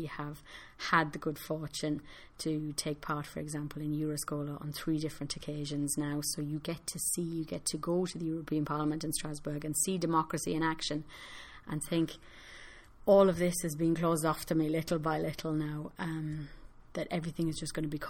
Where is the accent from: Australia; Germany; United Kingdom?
United Kingdom; moved away as an adult; now in Ireland; I no longer have a vote in the UK, so I it's a decision that is imposed on me as a British citizen